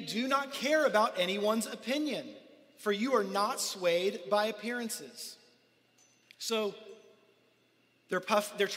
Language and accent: English; United States; we grew up here in America